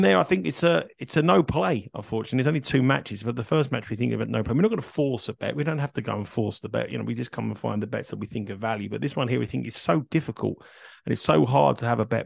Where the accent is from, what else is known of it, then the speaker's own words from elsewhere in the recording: Kingston upon Thames, London, United Kingdom; also born or lived in Surbiton; I was born in Kingston, which is about two minutes from that tennis court